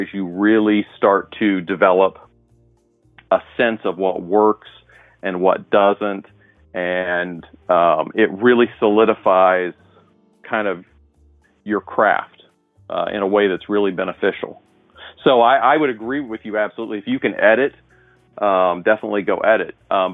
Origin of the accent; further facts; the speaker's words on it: Indianapolis, Indiana, United States; I'm from Indianapolis, Indiana